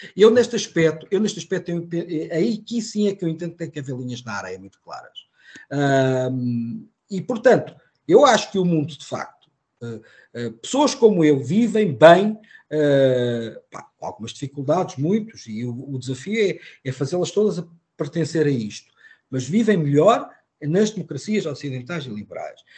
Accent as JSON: {"language": "Portuguese", "country": "Portugal", "said": "Eu não sou americano, sou português."}